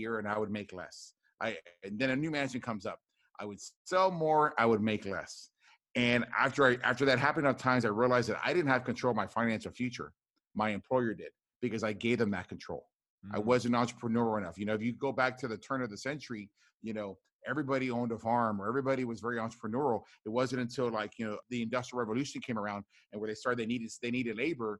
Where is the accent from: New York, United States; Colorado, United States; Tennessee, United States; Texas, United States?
Texas, United States; Rio Grande Valley, deep South; born or raised there